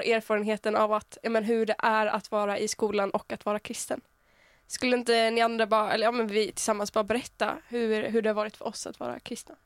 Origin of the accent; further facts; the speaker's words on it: small town near Uppsala, Uppsala County, Sweden; Jag kommer från en liten ort som heter Arlanda som ligger typ en halvtimme utanför Uppsala